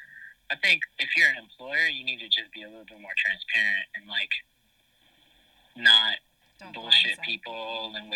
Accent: Miami, Florida, United States; now in New York, United States; I'm from Miami

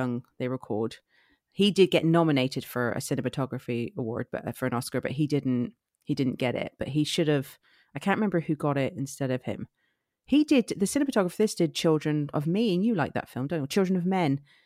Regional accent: Somerset, South West England, United Kingdom; accent: Somerset; I am from Somerset

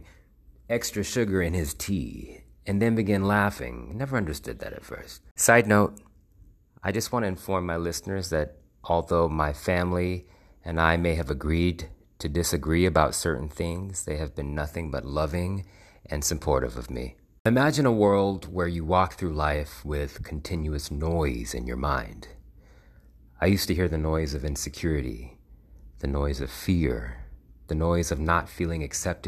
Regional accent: United States; I'm a black man who was born and bred in America

